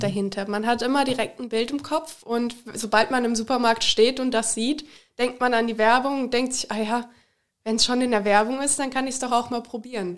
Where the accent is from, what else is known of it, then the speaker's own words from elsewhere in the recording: Liederbach am Taunus, Hesse, Germany; moved away as an adult; now in Austria; Ich komme aus Liederbach am Taunus, also hier im Nachbarort